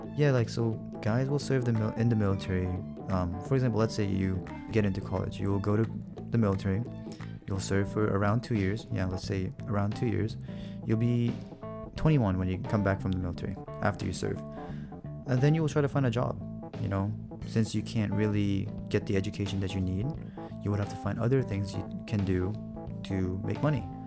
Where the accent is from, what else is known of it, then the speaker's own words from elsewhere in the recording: United States; moved away; also born or lived in Korea; I was born and raised in America